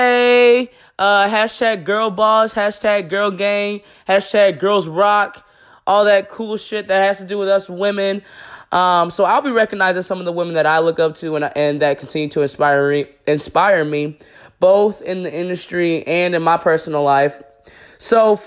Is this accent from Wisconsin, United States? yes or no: no; Buffalo, New York, United States; my hometown, Buffalo, New York